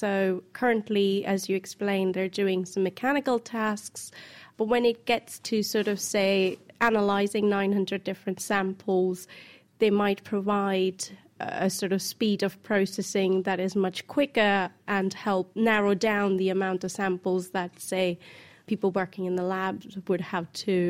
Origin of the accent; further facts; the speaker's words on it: Cambridge, East of England, United Kingdom; I'm from Cambridge.